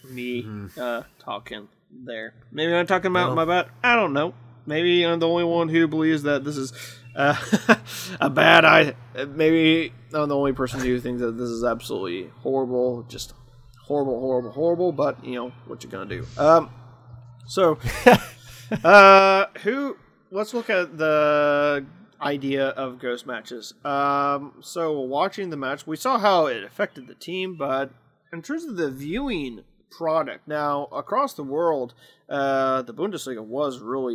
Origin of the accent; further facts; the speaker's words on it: Midwest, United States; two guys from the Midwest